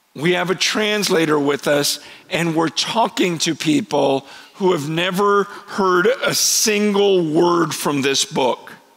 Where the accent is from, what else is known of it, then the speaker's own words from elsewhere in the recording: Stockton, California, United States; also born or lived in San Francisco, California; I grew up um, not far from here, spent most of my early years here